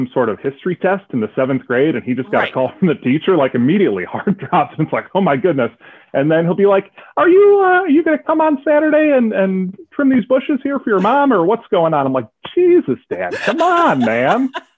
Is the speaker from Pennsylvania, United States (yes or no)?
no; Chicago, Illinois, United States; I grew up just outside Chicago